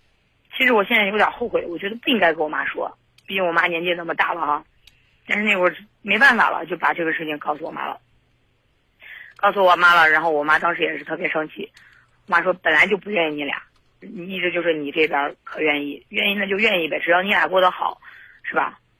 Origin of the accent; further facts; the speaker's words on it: Zhengzhou, Henan, China; 因为这个男男生是东北的外地的，然后我家是郑州的